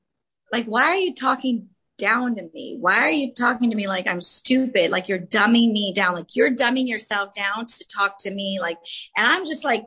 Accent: Los Angeles, California, United States; first language Spanish; English is a second language; I grew up in the San Fernando Valley, Arleta, Pacoima area. I went to San Fernando High School and learned Spanish as my first language

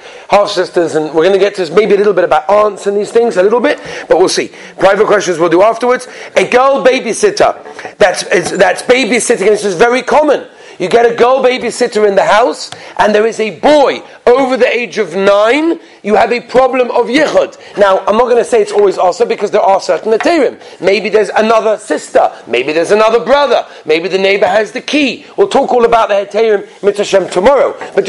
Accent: England, United Kingdom; I'm English. I guess that's what it is, right? When you're English, you go to these tours.

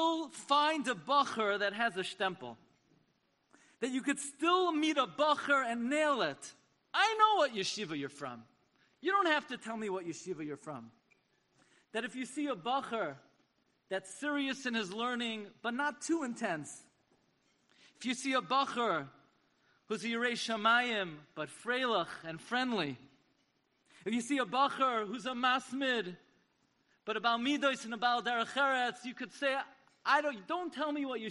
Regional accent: New York City, New York, United States; the shul that I grew up in the Aguda of Avenue L in Flatbush.

